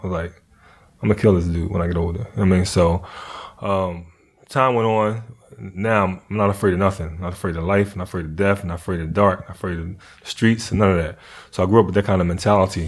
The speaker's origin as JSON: {"language": "English", "town": "Philadelphia", "region": "Pennsylvania", "country": "United States", "tie": "born or raised there", "also_born_or_lived": "North Carolina", "said": "I grew up in Philly, but I was born in North Carolina."}